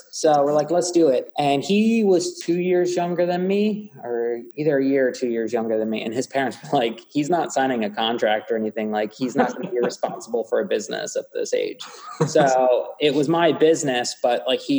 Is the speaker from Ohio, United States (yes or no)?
no; Worcester, Pennsylvania, United States; I grew up in Worcester, like right down the street, right down Morris Road from Bluebell Country Club